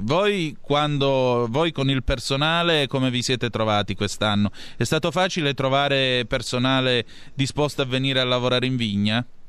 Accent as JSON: {"language": "Italian", "region": "Calabria", "country": "Italy", "said": "essendo calabrese, essendo anche vicino alla piana di Lamezia"}